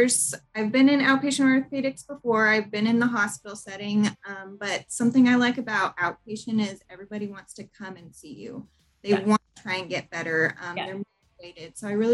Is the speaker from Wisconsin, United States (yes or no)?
no; El Paso, Texas, United States; moved away as an adult; now in Dallas, United States; I grew up in El Paso, Texas. My family still lives there now, so I still go home to visit.